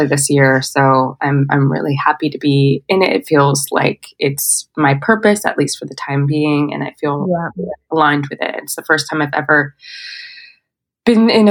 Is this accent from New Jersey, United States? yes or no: no; San Francisco, California, United States; also born or lived in Marin County, California / New York; now in Los Angeles, United States; I was born and raised in Northern California, primarily in San Francisco, the city itself. And then when I was a teenager, my family moved to Marin County